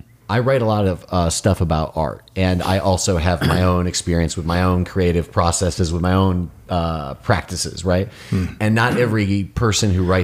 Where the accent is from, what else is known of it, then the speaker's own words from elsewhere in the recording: Detroit, Michigan, United States; I grew up in Detroit